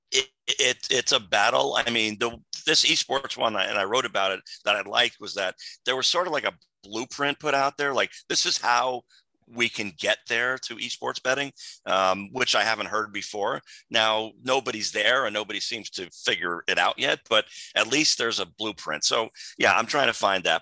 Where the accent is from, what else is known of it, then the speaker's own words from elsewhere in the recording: New Jersey, United States; my home state of New Jersey